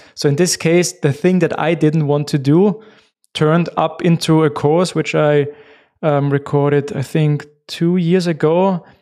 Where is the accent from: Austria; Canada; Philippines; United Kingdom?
Austria; first language German; English is a second language; I'm from Austria